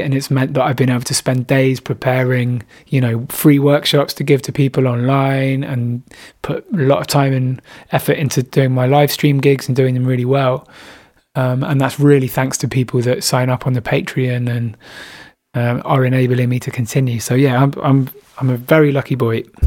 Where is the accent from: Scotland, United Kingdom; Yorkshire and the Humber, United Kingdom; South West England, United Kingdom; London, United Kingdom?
South West England, United Kingdom; Bristol; moved away as an adult; also born or lived in Brighton; which is my hometown